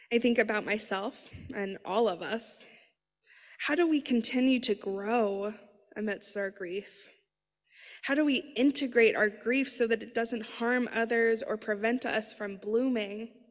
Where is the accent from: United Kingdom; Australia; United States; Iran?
United States; Colorado; now in Philadelphia, United States; I was born in Colorado